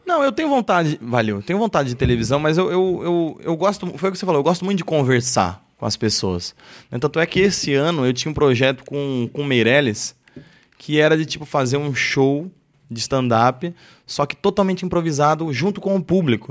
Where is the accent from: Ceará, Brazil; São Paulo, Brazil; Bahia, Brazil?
São Paulo, Brazil; Osasco; onde a gente cresceu lá em Osasco